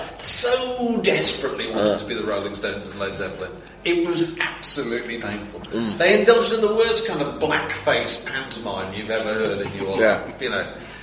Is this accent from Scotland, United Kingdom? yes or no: no; Yorkshire and the Humber, United Kingdom; I don't like him because he sings in Yorkshire. I come from Yorkshire.